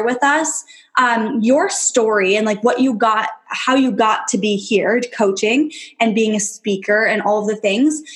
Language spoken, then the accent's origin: English; New York, United States; also born or lived in Kentucky; I am from New York